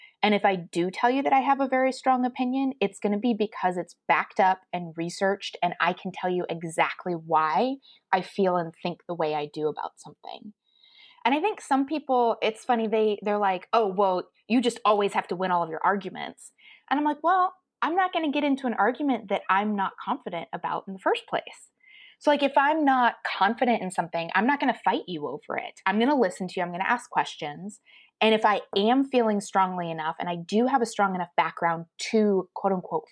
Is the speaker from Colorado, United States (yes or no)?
yes; Colorado, United States; Growing up in Colorado, we had a fair amount of Native American culture in the general area